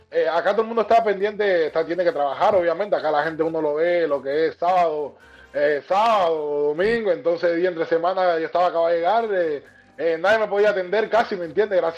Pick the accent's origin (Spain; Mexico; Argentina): Argentina; Buenos Aires; now in Miami, United States; Pero vengo de Argentina, una ciudad muy bonita, lo que es Buenos Aires, así que muy, muy curtida en persona.